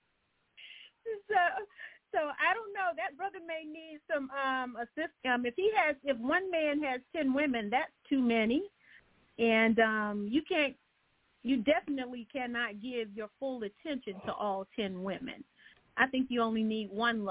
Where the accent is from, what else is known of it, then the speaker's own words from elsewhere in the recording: Georgia, United States; I'm in Augusta, Georgia. I am from the Georgia area here